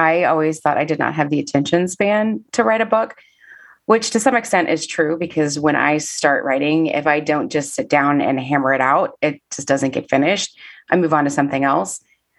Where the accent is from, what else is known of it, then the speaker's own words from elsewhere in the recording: Kansas City, Missouri, United States; now in Nashville, United States; Yeah, I am originally from Kansas City, Missouri. Moved to Nashville in 2005. Well, technically December 31st, 2004.